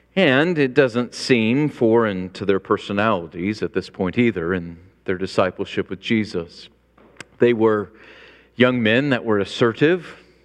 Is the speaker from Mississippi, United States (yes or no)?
no; Illinois, United States; I grew up in Illinois